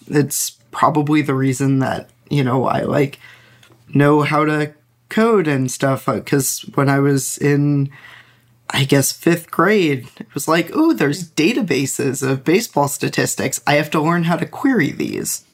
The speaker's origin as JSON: {"language": "English", "region": "New York suburbs", "country": "United States", "tie": "born or raised there", "said": "I grew up in the New York suburbs in, you know, the late nineties"}